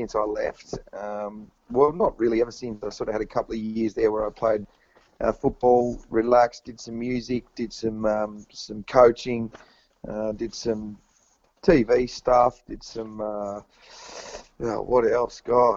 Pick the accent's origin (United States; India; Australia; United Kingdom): Australia; Tasmania; now in Melbourne, Australia; Growing up in Tasmania